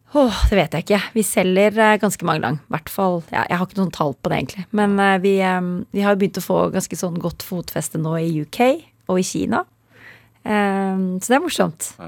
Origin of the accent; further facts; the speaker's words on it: Kolbotn, Akershus, Norway; also born or lived in near Cologne, Germany; Vi er født i Tyskland, er litt utenfor Köln. og så flyttet vi til Kolbotn